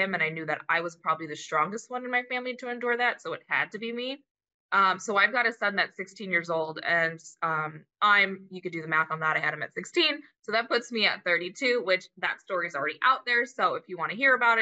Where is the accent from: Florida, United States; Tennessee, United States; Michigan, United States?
Florida, United States; I grew up in Florida my whole life.